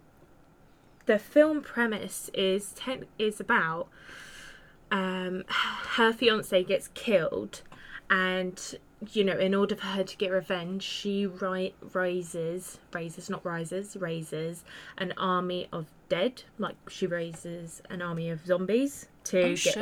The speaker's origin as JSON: {"language": "English", "country": "United Kingdom", "said": "Me being British"}